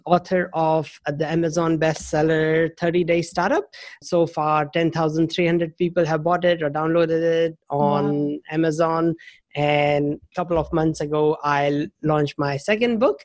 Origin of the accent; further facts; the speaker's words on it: India; moved away as an adult; also born or lived in United States / Thailand; now in New Zealand; I'm originally from India, but the last about 19, 20 years, I've been in New Zealand